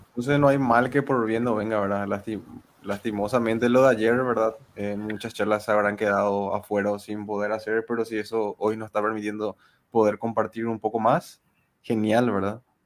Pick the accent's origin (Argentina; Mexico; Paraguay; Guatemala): Paraguay; somos de Paraguay, todos de diferentes localidades de Paraguay.